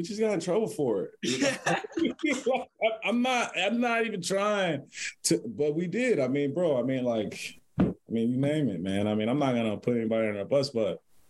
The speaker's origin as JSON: {"language": "English", "town": "Cincinnati", "region": "Ohio", "country": "United States", "tie": "born or raised there", "lives_now": "Columbus, United States", "said": "I grew up in Cincinnati."}